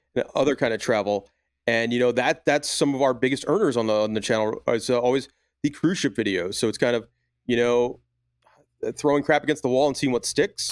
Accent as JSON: {"language": "English", "area": "Long Island", "region": "New York", "country": "United States", "tie": "born or raised there", "said": "I grew up on Long Island in New York."}